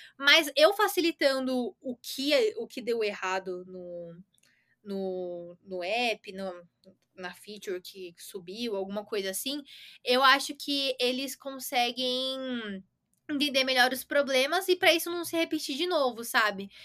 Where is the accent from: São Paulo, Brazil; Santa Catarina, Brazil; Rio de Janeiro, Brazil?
São Paulo, Brazil; Santo André; eu sou de São Paulo, nasci em Santo André, mas é praticamente a mesma coisa por aqui